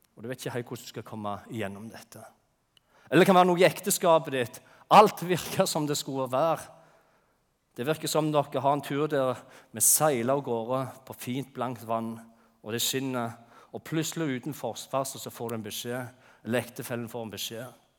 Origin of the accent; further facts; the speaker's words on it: Jæren, Rogaland, Norway; moved away; på Jæren, der jeg kommer fra